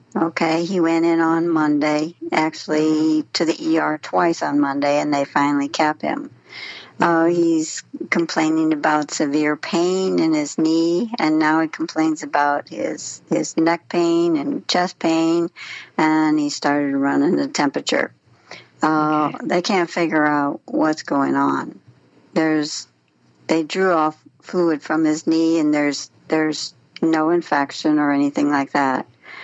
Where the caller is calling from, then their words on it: Wentzville, Missouri, United States; I'm calling from Wentzville, Missouri.